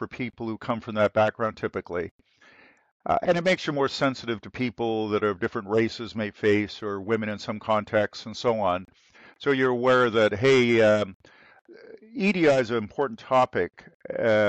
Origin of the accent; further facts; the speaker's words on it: Toronto, Ontario, Canada; I grew up in Toronto